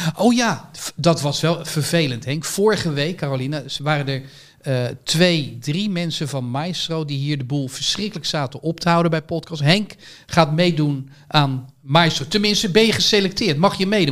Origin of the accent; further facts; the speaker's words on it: Netherlands; als Nederlander